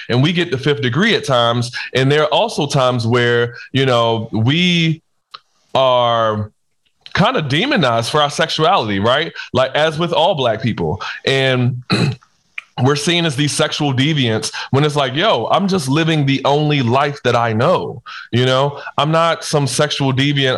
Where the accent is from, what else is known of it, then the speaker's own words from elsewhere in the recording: Baltimore, Maryland, United States; I'm from Baltimore. I'm from the hood